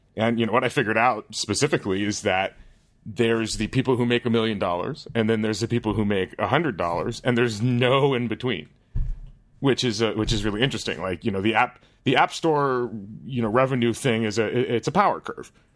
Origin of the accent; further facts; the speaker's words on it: United States; now in Netherlands; I, as an American